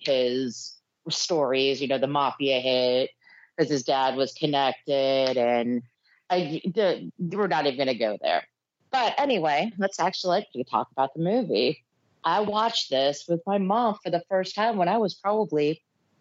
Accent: New York, United States; I grew up in New York

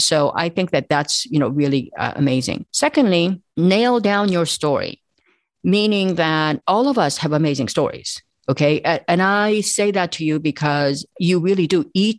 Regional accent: South Korea; moved away; I immigrated from South Korea.

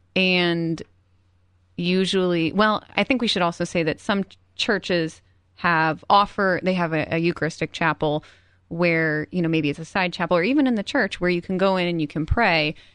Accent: Cleveland, Ohio, United States; moved away; I'm from Cleveland, so I went home to visit my parents

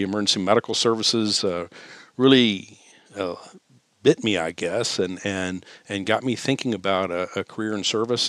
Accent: Texas, United States; I grew up in Texas

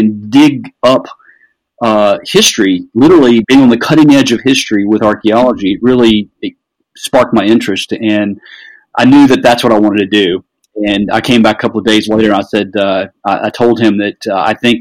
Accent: the South, United States; I grew up in the South

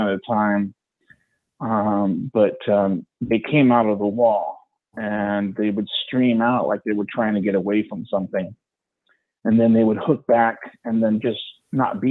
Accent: Bay Area, California, United States; I'm from the Bay Area

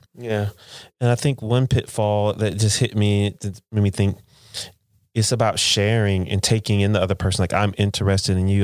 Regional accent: United States; I'm American, you live in America now

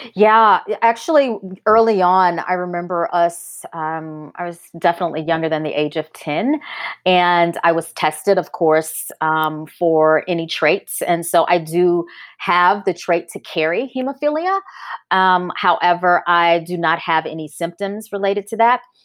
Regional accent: North Louisiana, United States; growing up in Louisiana, exposed, uh, 'cause I grew up in a college town

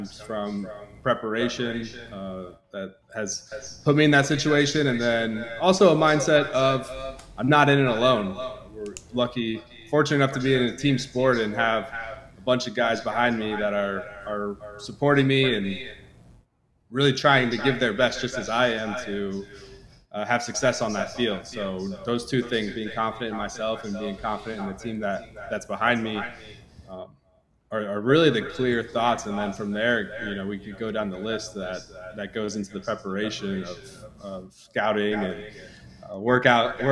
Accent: Lee's Summit, Missouri, United States; also born or lived in Kearney, Nebraska; we moved into the Kansas City, Lee Summit, Missouri area

